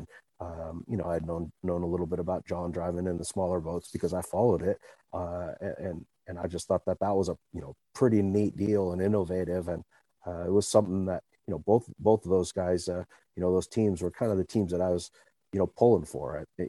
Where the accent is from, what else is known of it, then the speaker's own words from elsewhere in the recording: Seattle, Washington, United States; I grew up in Seattle area in Queen Anne